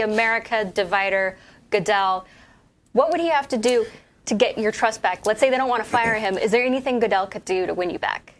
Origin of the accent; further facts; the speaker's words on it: Utah, United States; also born or lived in Missouri; the great state of Utah, also my home state. I claim Missouri and Utah, two home states.